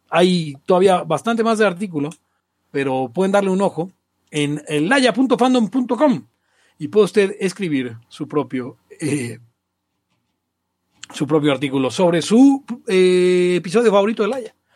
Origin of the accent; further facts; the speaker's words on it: Mexico; Ah, claro, soy de México.